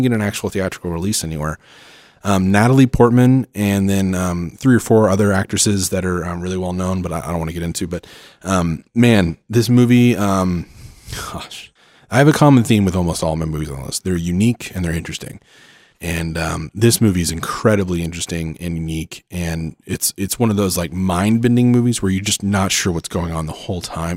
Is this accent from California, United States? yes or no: no; Oklahoma, United States; moved away; I'm from Oklahoma originally